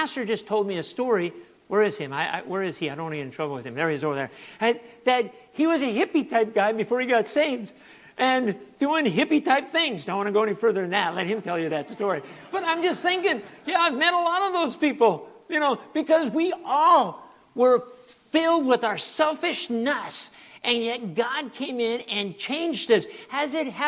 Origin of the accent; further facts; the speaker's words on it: United States; moved away as an adult; also born or lived in Venezuela / Africa / Asia; I'm from the United States